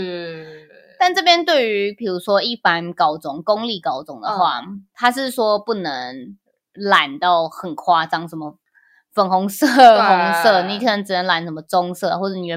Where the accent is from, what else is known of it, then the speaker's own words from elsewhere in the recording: Taoyuan, Taiwan; 像像，因为我们都是桃园人，然后桃园有一间学校叫星星高中，嗯，非常的严格，然后